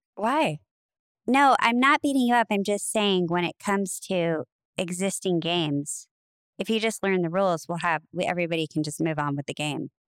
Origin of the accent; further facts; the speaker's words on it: Nebraska, United States; I'm from Nebraska